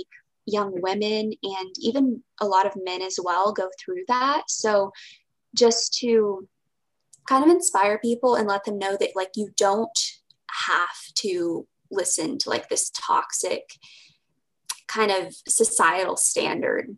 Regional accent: Houston, Texas, United States; I'm from Texas. I've always lived in Texas and Houston

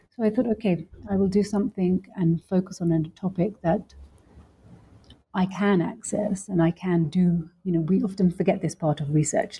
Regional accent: London, United Kingdom; also born or lived in Lahore, Pakistan; I grew up in London, um, and I also grew up a little bit also in Pakistan, specifically in Lahore

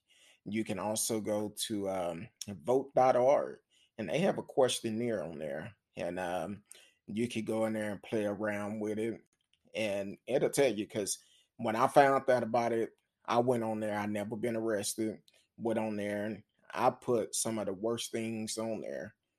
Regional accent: New York, United States; And I'm from New York. New York is in the house.

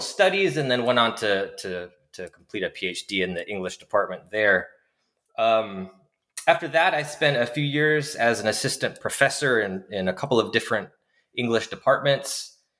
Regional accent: Washington, United States; moved away as an adult; also born or lived in New York City, United States; I'm originally from Washington State in the greater Pacific Northwest

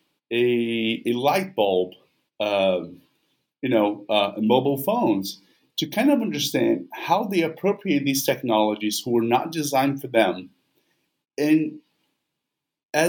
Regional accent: Vitória, Espírito Santo, Brazil; moved away; in Vitória, not only because as it's my hometown

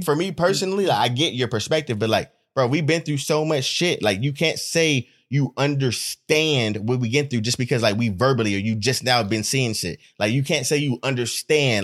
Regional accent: Stockton, California, United States; also born or lived in Hayward, California; I was born in Hayward, but I grew up in Stockton

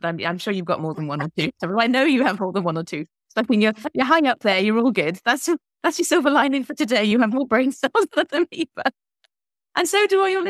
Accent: Llanelli, Wales, United Kingdom; I am from Wales. I'm a town with too many consonants called Llanelli

